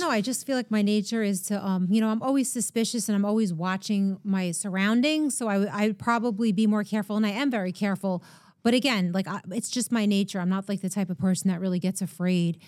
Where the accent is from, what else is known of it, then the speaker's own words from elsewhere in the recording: Long Island, New York, United States; I grew up in Long Island